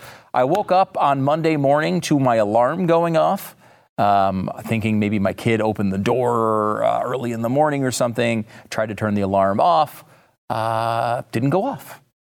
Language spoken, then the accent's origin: English; Northeast, United States; now in Texas, United States; I will say, and I have to admit, I'm from the Northeast. If I still lived up there, I would be mocking this relentlessly.